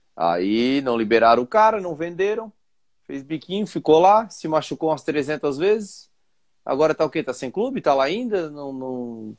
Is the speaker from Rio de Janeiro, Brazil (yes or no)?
no; Vila Velha, Espírito Santo, Brazil; nossa terrinha, Vila Velha, Espírito Santo.